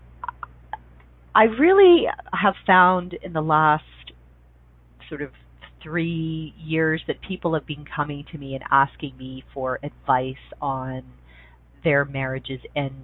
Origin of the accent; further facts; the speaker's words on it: Canada; I'm a Canadian.